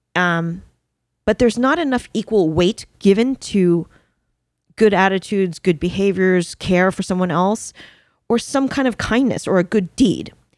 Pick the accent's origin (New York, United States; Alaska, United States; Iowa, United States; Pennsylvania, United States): New York, United States; I'm a New Yorker